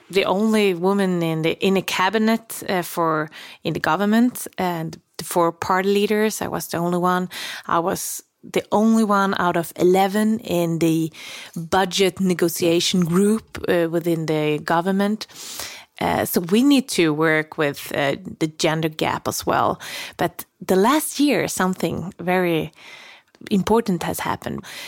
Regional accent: Gnosjö region, Småland, Jönköping County, Sweden; English is a second language; my hometown

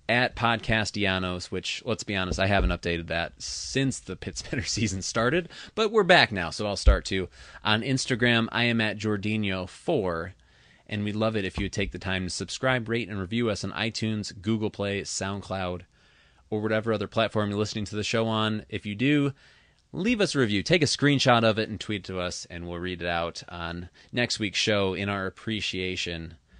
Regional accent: Traverse City, Michigan, United States; based in my hometown of Traverse City

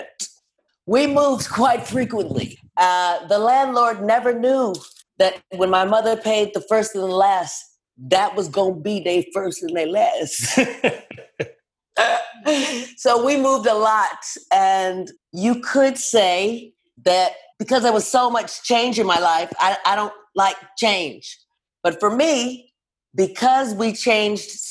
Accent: Los Angeles, California, United States; I'm from LA, born and raised

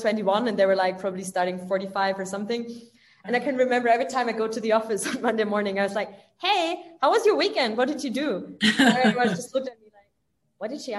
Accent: village near Stuttgart, Baden-Württemberg, Germany; moved away as an adult; also born or lived in France; now in Berlin, Germany; I'm from the south of Germany, like a little village close to Stuttgart. So I'm rather from the countryside.

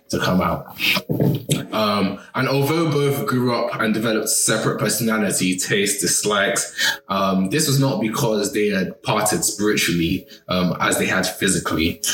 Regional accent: Nigeria; As a Nigerian Yoruba

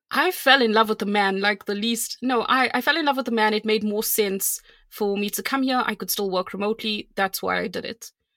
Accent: South Africa; I'm South African

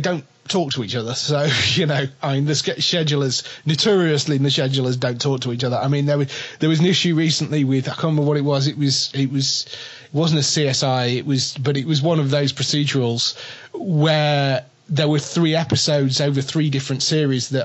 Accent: England, United Kingdom; But we're English.

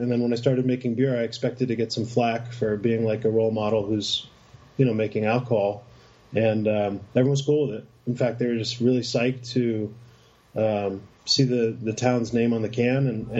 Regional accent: Schenectady, New York, United States; moved away as an adult; also born or lived in Boston; now in Medford, United States; I'm from upstate New York. I'm from from Schenectady outside of Albany. And I came to Boston

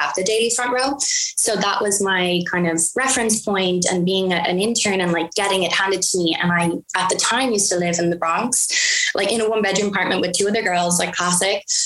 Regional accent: Ireland; moved away as an adult; now in United States

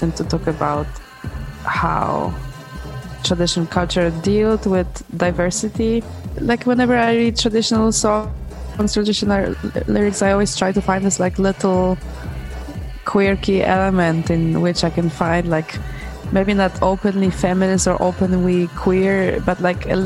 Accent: Poland; I'm from this region in Poland

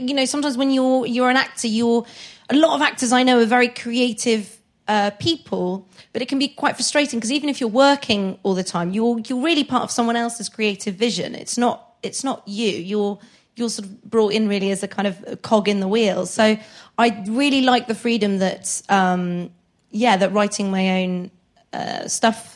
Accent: Frome, South West England, United Kingdom; also born or lived in Maiden Bradley / Bath; I grew up in near Frome.

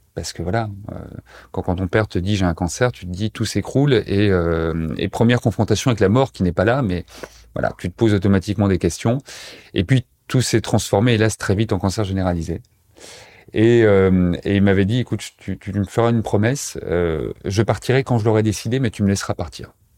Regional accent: Montbéliard, Bourgogne-Franche-Comté, France; moved away as an adult; now in Pantin, France; Je suis originaire euh, de Montbéliard, dans l'est de la France. Je sais pas si tu connais, mais voilà, c'est près de près de Besançon, près de Belfort. J'y ai passé euh, jusqu'à ma majorité

